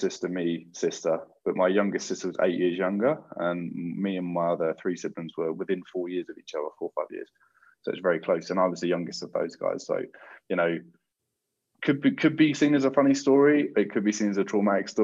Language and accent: English; Croydon, London, United Kingdom; growing up in Croydon in particular, you're very aware of almost every walk of life